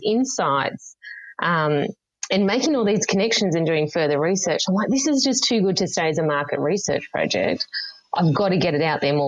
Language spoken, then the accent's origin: English; Yarra Valley, Victoria, Australia; I grew up in the Yarra Valley in Victoria